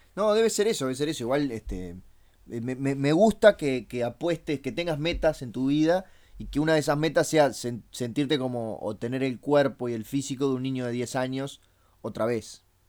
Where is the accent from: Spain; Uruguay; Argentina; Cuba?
Uruguay; nosotros acá le decimos pop